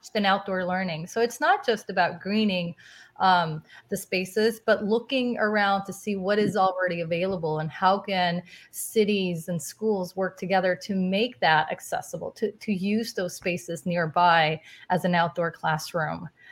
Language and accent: English; Guadalajara, Jalisco, Mexico; moved away; also born or lived in New York; I was born and raised in Guadalajara, Mexico, so I'm Latina myself